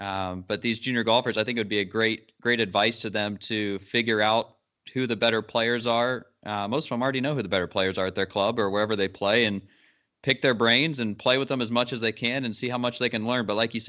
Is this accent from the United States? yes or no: no; Dublin, Leinster, Ireland; I grew up in Dublin